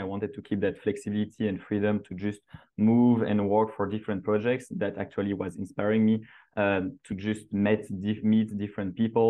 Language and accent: English; Belgium; moved away as an adult; also born or lived in New York / San Francisco; now in Australia; I'm initially from Belgium